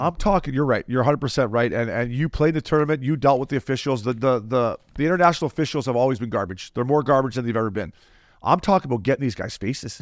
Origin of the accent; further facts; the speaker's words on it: Canada; As a Canadian